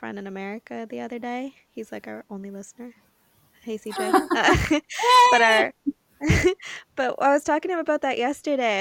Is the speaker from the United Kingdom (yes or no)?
no; Canada; me as the Canadian